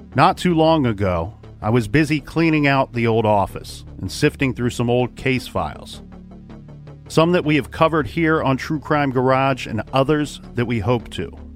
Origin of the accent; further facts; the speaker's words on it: Ohio, United States; my home state, the great state of Ohio